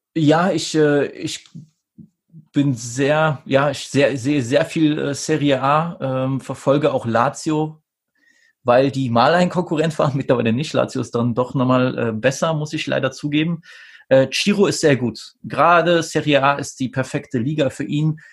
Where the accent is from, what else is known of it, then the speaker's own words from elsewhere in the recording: Saxony, Germany; ich als, äh, äh als Sachse